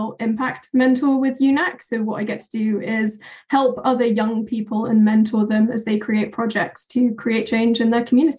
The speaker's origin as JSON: {"language": "English", "region": "England", "country": "United Kingdom", "said": "aside from the fact that I'm from England, I work as a conservation biologist."}